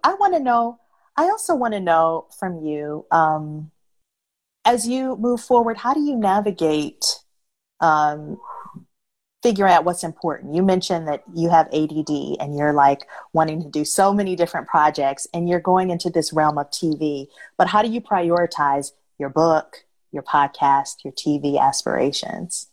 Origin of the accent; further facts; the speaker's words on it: Detroit, Michigan, United States; now in Los Angeles, United States; my hometown, Detroit